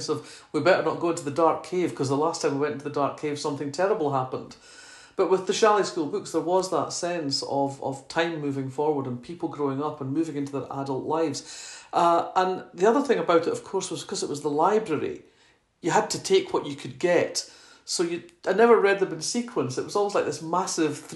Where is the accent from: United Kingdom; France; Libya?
United Kingdom; Fife, Scotland; accent: Scottish; moved away as an adult; also born or lived in Oxford; growing up in Fife in the 1960s, we only had 3 vegetables